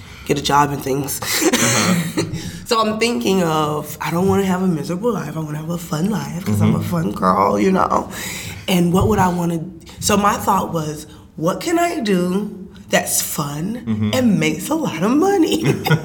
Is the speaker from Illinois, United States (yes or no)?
no; Nacogdoches, Texas, United States; moved away as an adult; now in New York, United States; I grew up in Nacogdoches, Texas